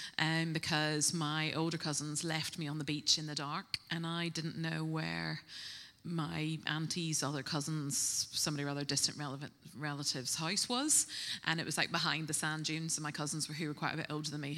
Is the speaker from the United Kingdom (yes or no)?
yes; Northern Ireland, United Kingdom; moved away as an adult; now in Bristol, United Kingdom; I'm originally from Northern Ireland, if you pick up a little twang, but I've been in Bristol for 20 years. I came to study here